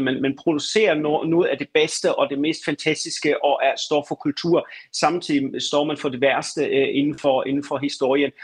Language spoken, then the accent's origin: Danish; Schleswig-Holstein, Germany; Danish is a second language; moved away; also born or lived in Tübingen; jeg kommer oprindeligt fra Kielstrup, fra Slesvig-Holsten